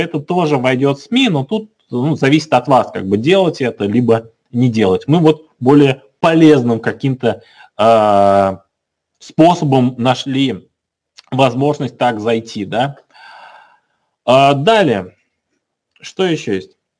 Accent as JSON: {"language": "Russian", "town": "Kazan", "region": "Tatarstan", "country": "Russia", "said": "Мы сами из Казани"}